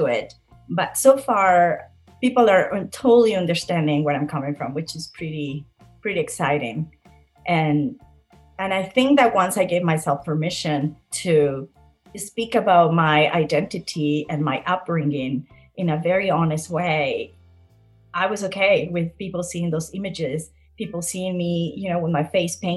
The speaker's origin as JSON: {"language": "English", "country": "Mexico", "tie": "born or raised there"}